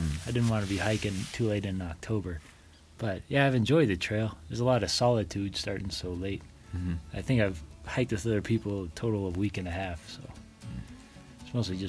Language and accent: English; Washington, United States; This is my home state.